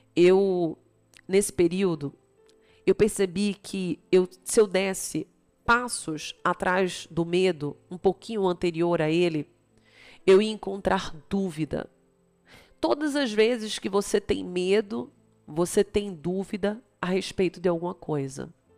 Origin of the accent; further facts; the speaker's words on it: Recife, Pernambuco, Brazil; moved away; also born or lived in Campinas / São Paulo; eu sou de Recife